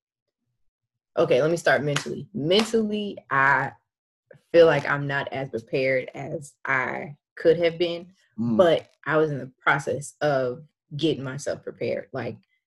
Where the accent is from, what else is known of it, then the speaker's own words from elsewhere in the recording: California, United States; moved away as an adult; now in Northern Virginia, United States; I am from California. But currently living in Virginia